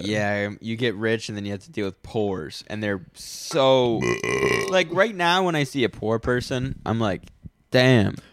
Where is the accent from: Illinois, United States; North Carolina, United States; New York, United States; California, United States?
North Carolina, United States; I was ten minutes up the road from here, is where I grew up